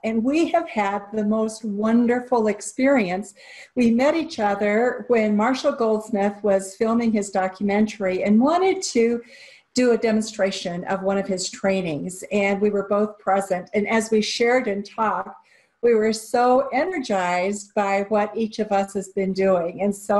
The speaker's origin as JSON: {"language": "English", "country": "Japan", "tie": "born or raised there", "said": "I grew up in Japan, and so I understand some of the nuances of working cross-culturally"}